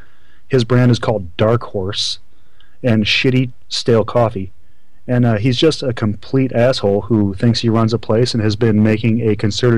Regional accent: Iowa, United States; I'm from Iowa, believe it or not.

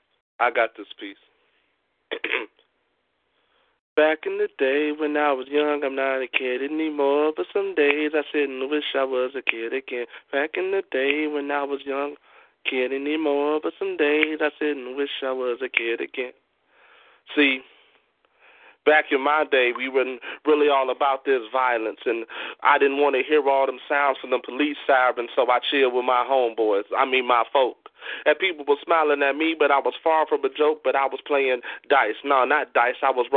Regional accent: Midwest, United States; because I'm from the Midwest, but my southern roots ran deep.

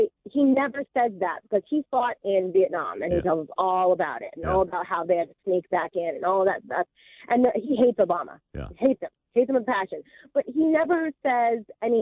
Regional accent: the North, United States; moved away; there's me from up north, the Yankee.

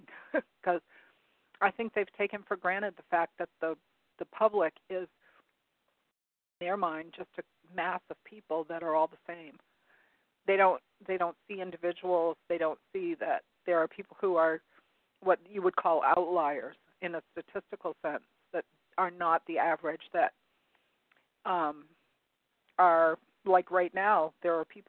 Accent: Maine, United States; we were raised here in Maine, living near an air base

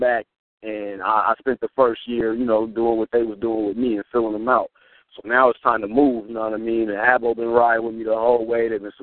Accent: Nebraska, United States; I'm from Nebraska.

